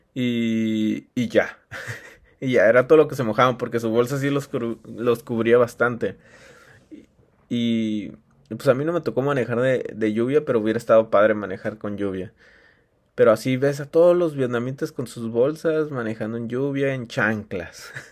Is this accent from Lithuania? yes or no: no; Mexico; en mi país